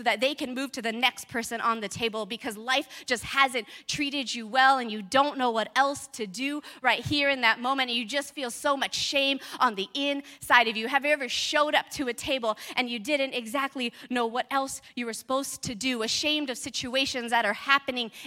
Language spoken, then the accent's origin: English; California, United States; moved away; I grew up in California